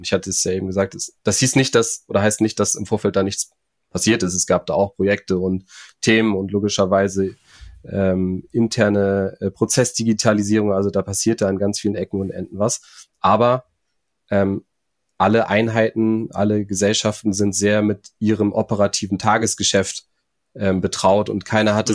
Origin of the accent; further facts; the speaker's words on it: Hamburg area, Germany; also born or lived in Flensburg; ich komme aus dem, aus dem Hamburger Raum, da ist der Hafen äh, nicht weit weg